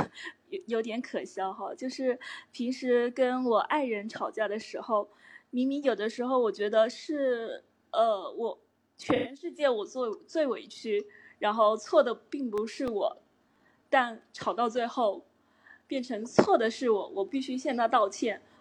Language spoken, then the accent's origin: Chinese; Xiamen, Fujian, China; 我来自福建厦门